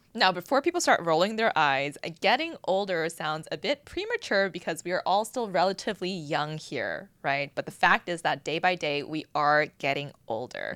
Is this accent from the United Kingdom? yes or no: no; Boston, Massachusetts, United States; now in Los Angeles, United States; growing up in Boston